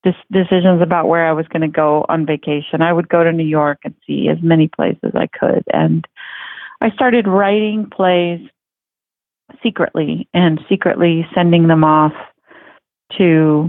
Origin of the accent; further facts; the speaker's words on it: Mexico City, Mexico; now in Fort Worth, United States; I grew up in Mexico City